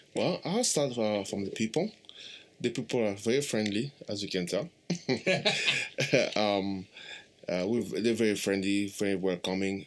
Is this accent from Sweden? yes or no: no; DR Congo; moved away; I'm uh, Romeo's brother from the Republic Democratic of the Congo